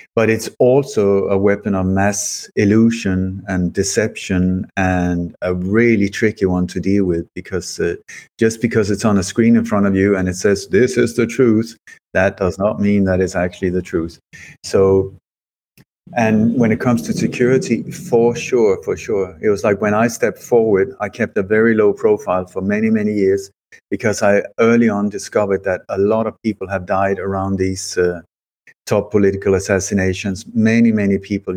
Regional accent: Sweden; also born or lived in Denmark; I, I was born in Denmark, but I moved to Sweden when I was a child very uh, hastily.

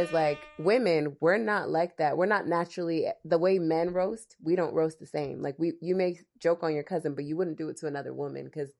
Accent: New Jersey, United States; I'm Nigerian, but I was born in Jersey

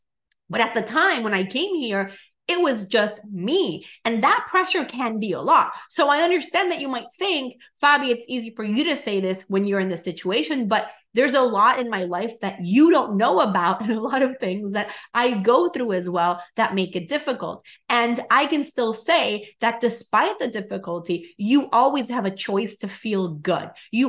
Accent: Venezuela; English is a second language; now in United States; I came from Venezuela to the US as an immigrant that started my business from zero.

